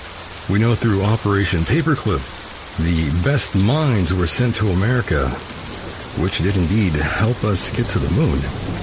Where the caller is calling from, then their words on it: El Centro, California, United States; I'm actually calling from California, way down south, my friend.